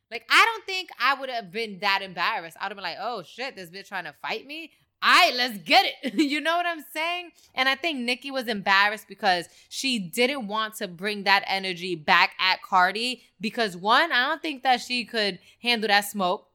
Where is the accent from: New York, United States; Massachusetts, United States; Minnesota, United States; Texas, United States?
New York, United States; New York City; I'm from the Bronx